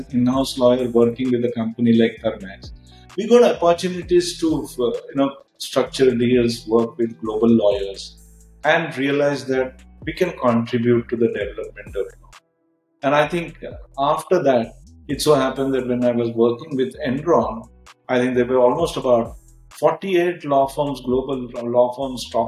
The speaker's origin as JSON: {"language": "English", "town": "Aurangabad", "region": "Maharashtra", "country": "India", "also_born_or_lived": "Pune", "moved": "as an adult", "said": "I come from Aurangabad, so we moved to Pune to do post graduation in management"}